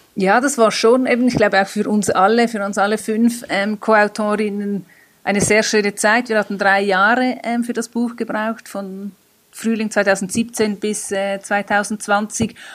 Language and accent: German; Switzerland; wir in der Schweiz